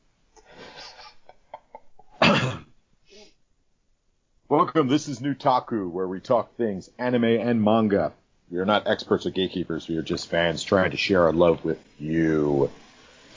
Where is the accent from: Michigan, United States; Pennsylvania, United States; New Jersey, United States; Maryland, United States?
Pennsylvania, United States; Philadelphia; Frank and I are both live in Philadelphia. I'm originally from Philadelphia